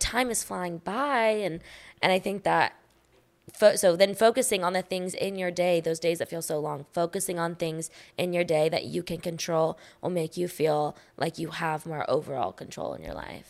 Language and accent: English; Austin, Texas, United States; I'm born and raised in Austin, Texas